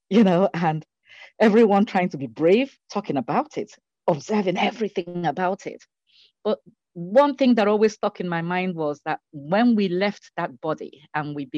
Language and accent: English; Nigeria; I grew up in Nigeria